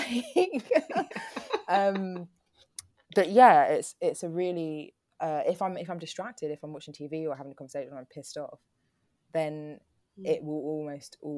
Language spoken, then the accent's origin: English; London, United Kingdom; I'm from Peckham.